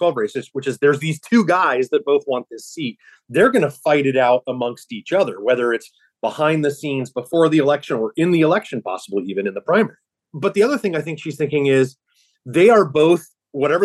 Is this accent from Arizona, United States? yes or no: yes; Arizona, United States; representing my home state of Arizona